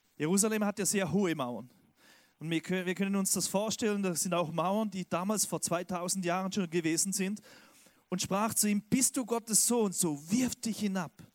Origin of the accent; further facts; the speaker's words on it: Switzerland; now in Stuttgart, Germany; Ich bin ja Schweizer